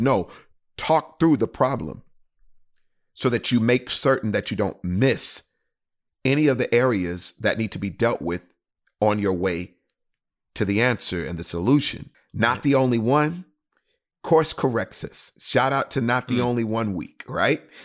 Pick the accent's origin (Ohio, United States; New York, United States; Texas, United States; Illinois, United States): Texas, United States; Houston; in the city of Houston, Texas, my hometown.